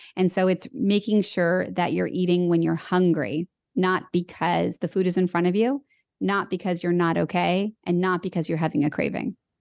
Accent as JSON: {"language": "English", "town": "Los Angeles", "region": "California", "country": "United States", "tie": "born or raised there", "said": "I was born in Los Angeles and it was all I knew"}